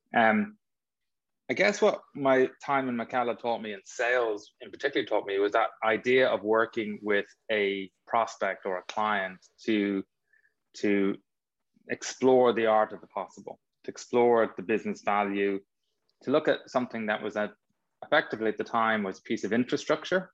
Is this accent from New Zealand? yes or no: no; Dublin, Leinster, Ireland; I grew up in North Dublin